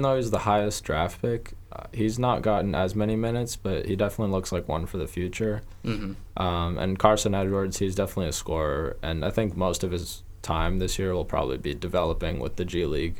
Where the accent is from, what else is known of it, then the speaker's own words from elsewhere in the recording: Croatia; He's a Croatian soccer player, so I'd put him at the top because I'm from Croatia.